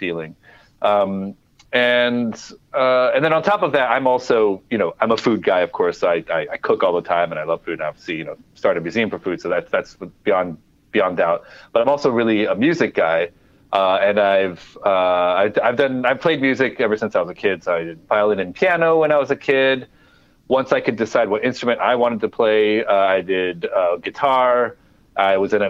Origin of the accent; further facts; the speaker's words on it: Midwest, United States; also born or lived in Cameroon; now in New York City, United States; When I was growing up in the Midwest